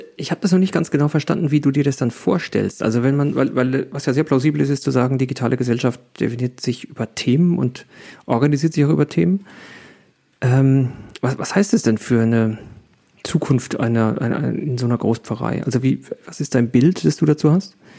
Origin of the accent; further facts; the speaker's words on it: Germany; wir sind ja Deutsche